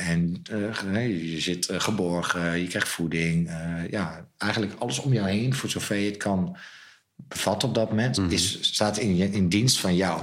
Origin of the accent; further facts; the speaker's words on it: Zwolle, Overijssel, Netherlands; ik ben opgegroeid boven het wijnhuis in Zwolle